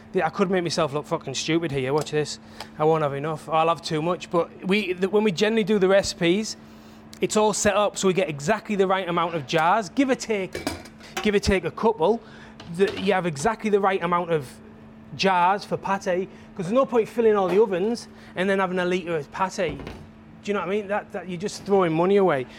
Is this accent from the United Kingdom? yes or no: yes; England, United Kingdom; I'm from England